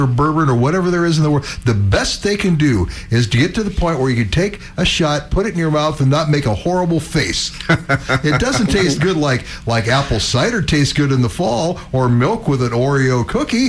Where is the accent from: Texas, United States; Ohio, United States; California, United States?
Ohio, United States; Carroll County; I'm from Carroll County, which is not very far from where the Sandy and Beaver Canal went through